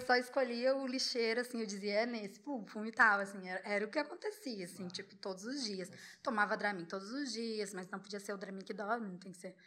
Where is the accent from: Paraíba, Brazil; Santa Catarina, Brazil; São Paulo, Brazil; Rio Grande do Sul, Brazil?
Santa Catarina, Brazil; Florianópolis; moved away as an adult; also born or lived in Búzios; sou de Floripa